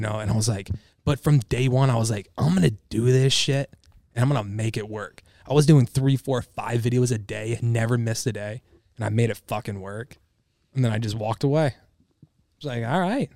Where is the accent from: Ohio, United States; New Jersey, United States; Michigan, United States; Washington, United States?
Michigan, United States; I'm from Michigan